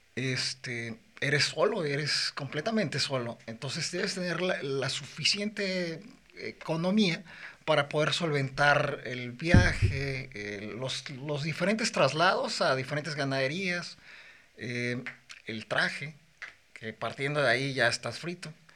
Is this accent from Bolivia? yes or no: no; Morelia, Michoacán, Mexico; Yo soy de Morelia, Michoacán